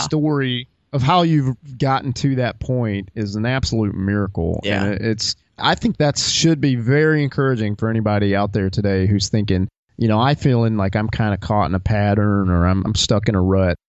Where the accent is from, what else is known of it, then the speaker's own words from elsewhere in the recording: the South, United States; I grew up in the South